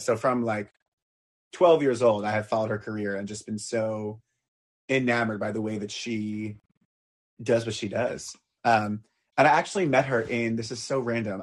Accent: Long Island, New York, United States; I grew up on Long Island, so I grew up kind of on the water

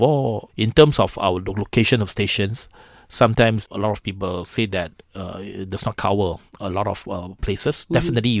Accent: Seremban, Negeri Sembilan, Malaysia; I'm from Seremban. I'm a Seremban boy.

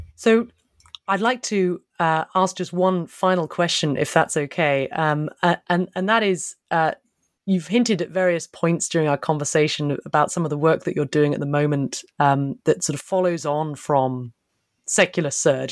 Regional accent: United Kingdom; I'm a Brit

